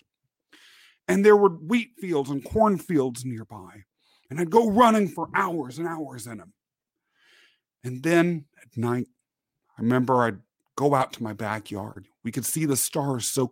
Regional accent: Kansas, United States; born or raised there; also born or lived in England

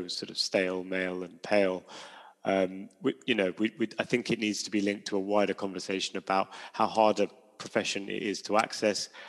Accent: London, United Kingdom; I grew up in London

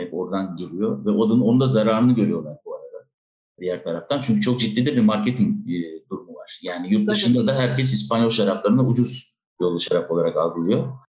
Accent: Adana, Turkey; moved away as an adult; also born or lived in Istanbul; now in Spain; Adana'da tabii, e, doğup büyüyünce, e, üniversiteyi kazanana kadar Adana'da yaşadım ben

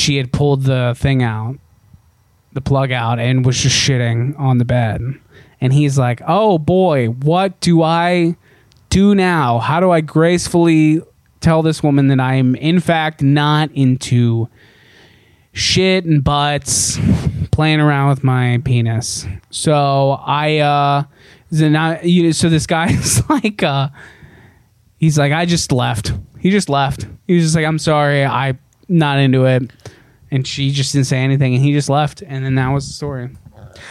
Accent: Cincinnati, Ohio, United States; now in Los Angeles, United States; Cincinnati, my hometown

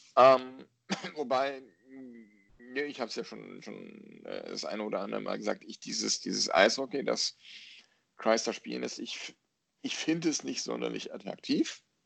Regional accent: North Rhine-Westphalia, Germany; ich bin Westfale.

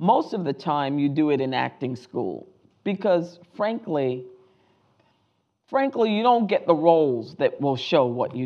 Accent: Rhode Island, United States; came out of Rhode Island, my hometown

